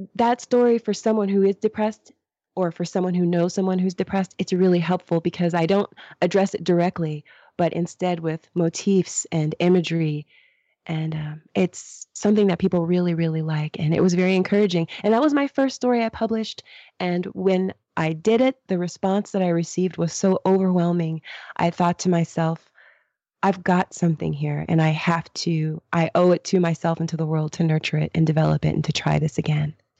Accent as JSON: {"language": "English", "country": "United States", "said": "I'm American"}